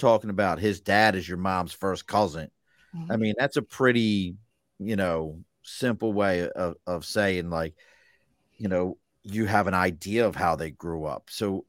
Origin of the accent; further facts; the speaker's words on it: Baltimore, Maryland, United States; I'm a kid from East Baltimore